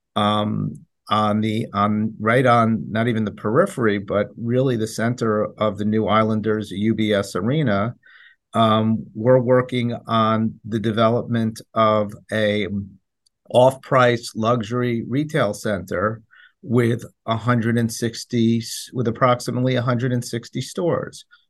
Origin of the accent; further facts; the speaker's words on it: New York City, New York, United States; we're New Yorkers